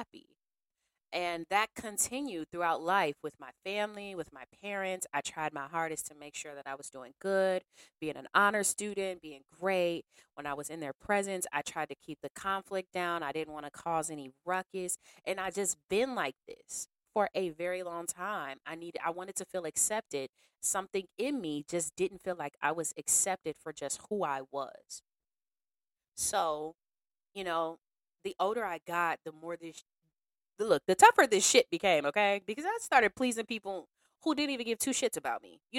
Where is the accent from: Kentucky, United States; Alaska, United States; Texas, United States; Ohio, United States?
Ohio, United States; Cleveland; also born or lived in Bedford, Ohio; I've always spent time growing up in Bedford. So when I moved on Harvey off of 116th, I was like new to the area